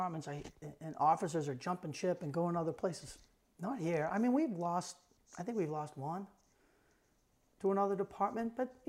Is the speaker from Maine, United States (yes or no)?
yes; South Portland, Maine, United States; I grew up in the Village in South Portland.